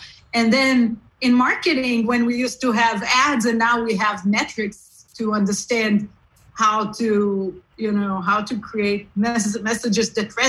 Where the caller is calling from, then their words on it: California, United States; California, from Silicon Valley, the heart of Silicon Valley.